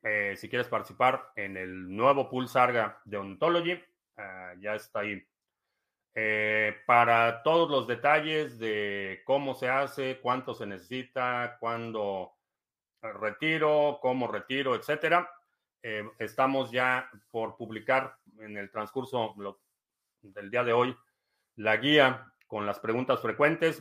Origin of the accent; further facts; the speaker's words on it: Mexico City, Mexico; nací en la Ciudad de México, eh, entonces sí la conozco.